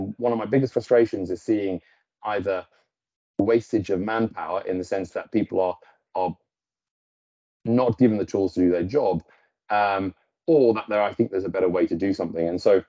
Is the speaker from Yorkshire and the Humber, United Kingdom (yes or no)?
no; Newcastle, North East England, United Kingdom; No, I'm actually from Newcastle. Not that you'd guess. But so I went to school in Newcastle, and my mother's Norwegian.